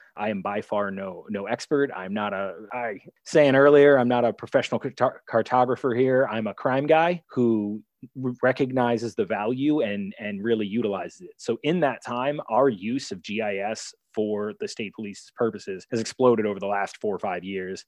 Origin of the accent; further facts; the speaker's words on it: Maryland, United States; moved away as an adult; also born or lived in Albany, New York / New Jersey; I'm from Maryland, so I went back to Baltimore City